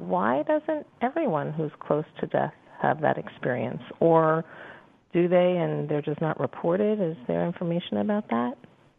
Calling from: New York City, New York, United States; I'm calling from New York City.

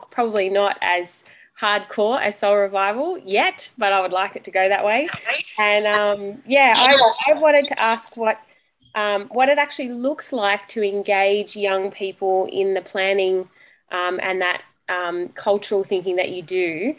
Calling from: Shellharbour, New South Wales, Australia; Yeah, so I'm at home in Shell Harbour, but I'm married to Matt, and we go to Jamboree Anglican Church, where I'm the mother's minister.

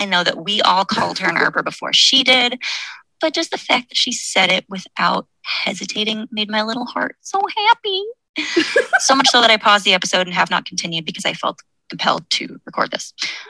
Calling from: Fargo, North Dakota, United States

